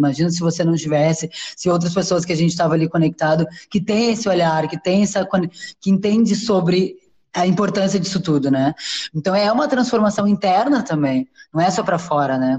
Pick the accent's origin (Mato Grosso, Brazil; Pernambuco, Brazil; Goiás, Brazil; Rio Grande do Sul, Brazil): Rio Grande do Sul, Brazil; Porto Alegre; also born or lived in São Paulo; now in Rio de Janeiro, Brazil; eu nasci em Porto Alegre, depois vim para São Paulo, hoje moro no Rio